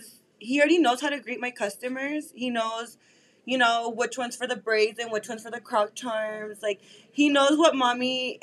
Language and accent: English; El Paso, Texas, United States; also born or lived in Corpus Christi, Texas / California; But I've really been half of my life in Cali. Now I've been here in El Paso. But I now consider myself, like, an El Pasano. Like, that's all I know is this city.